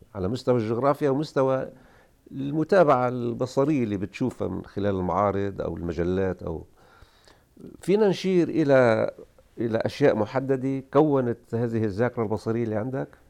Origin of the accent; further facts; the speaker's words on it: Tripoli, North Governorate, Lebanon; طرابلس هي مكان الولاده